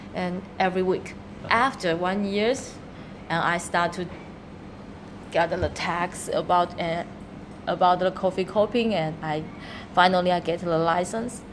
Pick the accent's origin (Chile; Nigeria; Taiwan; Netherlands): Taiwan; English is a second language; moved away as an adult; now in Shenzhen, China; I come from Taiwan, so yeah. now I'm working in Shenzhen almost six year